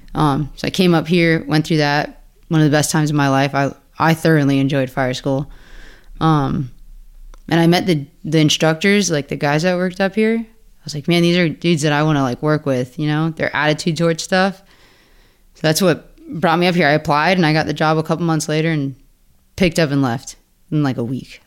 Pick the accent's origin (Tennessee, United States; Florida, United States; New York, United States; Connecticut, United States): Florida, United States; Pembroke Pines; moved away as an adult; now in Ocala, United States; I'm from Pembroke Pines, Hollywood. I went to Flanagan High School down there. Um, I was born and raised in the same house, same neighborhood